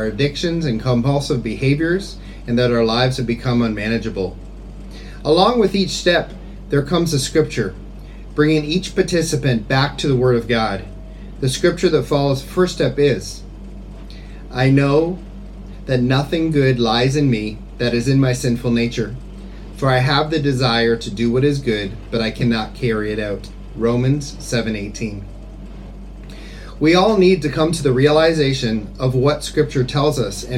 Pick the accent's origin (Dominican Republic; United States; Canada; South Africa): Canada; Kingsford, Ontario; moved away as an adult; now in Phnom Penh, Cambodia; I'm originally from Kingsford, Ontario, Canada